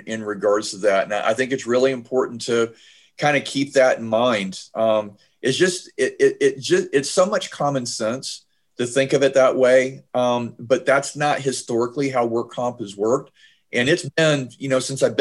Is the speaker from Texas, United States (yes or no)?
no; Georgia, United States; my home state of Georgia